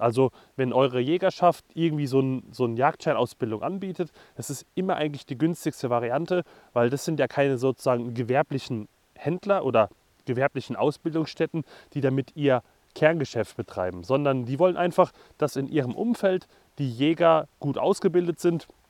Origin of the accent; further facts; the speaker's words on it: Hesse, Germany; Ich als Hesse